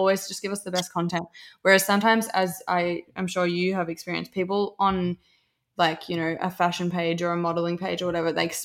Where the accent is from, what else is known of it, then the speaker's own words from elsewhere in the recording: Melbourne, Victoria, Australia; we're from Melbourne.